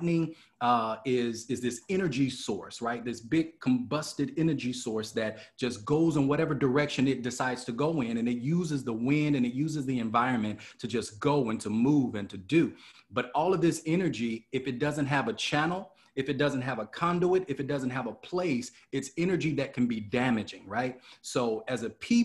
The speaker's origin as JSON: {"language": "English", "town": "Chicago", "region": "Illinois", "country": "United States", "tie": "born or raised there", "said": "who grew up, who was born and raised in Chicago, literally born in Inglewood"}